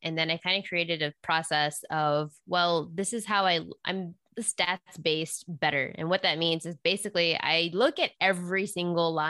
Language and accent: English; Texas, United States; moved away; also born or lived in Las Vegas; I was born and raised in Texas